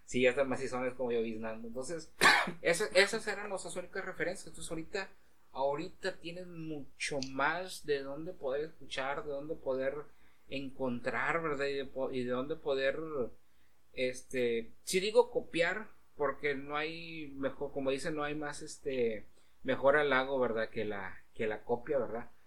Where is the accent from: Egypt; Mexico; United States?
Mexico; ir como mexicano a Estados Unidos